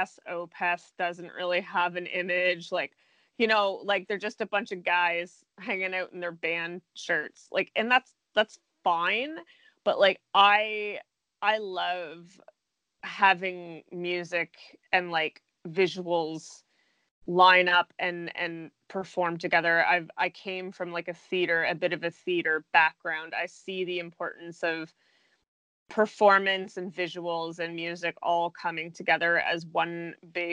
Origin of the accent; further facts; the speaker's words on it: Canada; Being Canadian